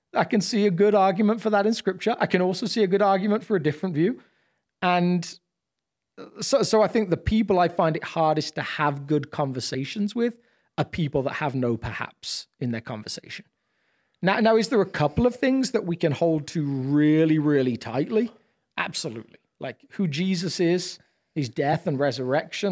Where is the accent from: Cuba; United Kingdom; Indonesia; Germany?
United Kingdom; I'm obviously British